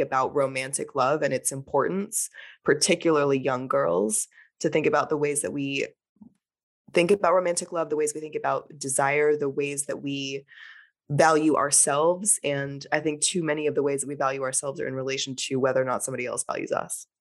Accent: Texas, United States; now in New Orleans, United States; I grew up in Texas

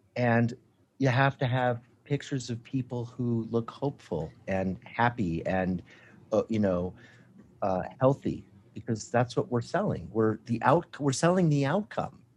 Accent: Colorado, United States; three major ones in Colorado, and I think it has a lot to do in my home state

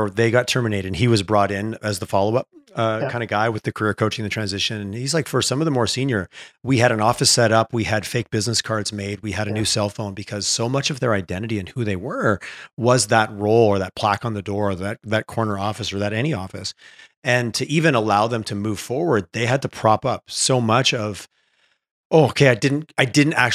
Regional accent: Quebec, Canada; I grew up in Quebec.

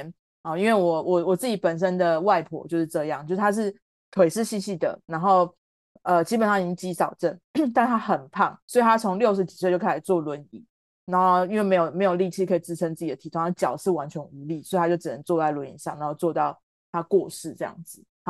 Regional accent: Tainan, Taiwan; 我我们家也炸，因为我也是台南人。

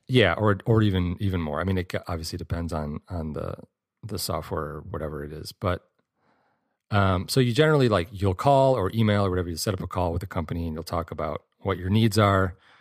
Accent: Michigan, United States; I grew up in Michigan

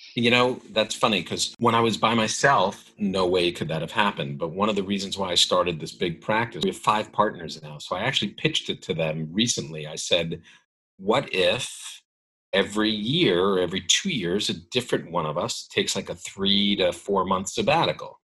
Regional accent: New York City, New York, United States; I lived in New York. I grew up in New York City

